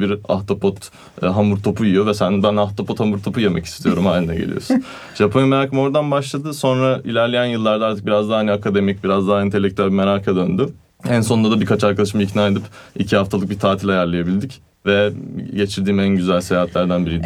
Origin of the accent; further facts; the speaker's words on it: Turkey; first language Turkish; also born or lived in Italy; Türk'üm dedim.